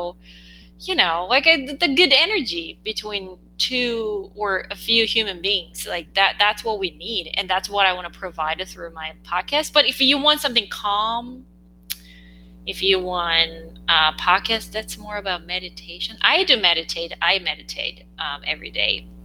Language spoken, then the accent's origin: English; South Korea; English is a second language; English is not my first language